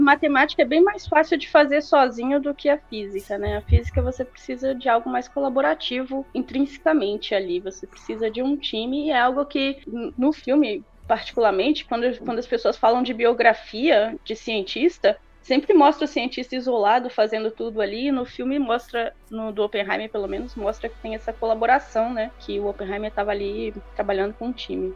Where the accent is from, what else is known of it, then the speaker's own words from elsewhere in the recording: São Mateus, Espírito Santo, Brazil; accent: a bit Bahian, a bit Mineiro; moved away as an adult; Eu sou do Espírito Santo, sou de uma cidade chamada São Mateus, no norte do Espírito Santo, um pouco próximo da Bahia